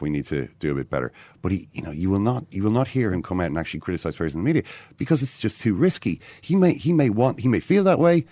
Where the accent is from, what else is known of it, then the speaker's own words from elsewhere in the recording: Ireland; I'm, I'm an Irish man